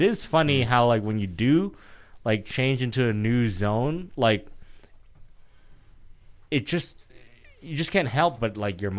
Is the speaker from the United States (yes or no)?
yes; New York, United States; Like normally as a New Yorker, if the bike person stops, it's like, okay, she stops.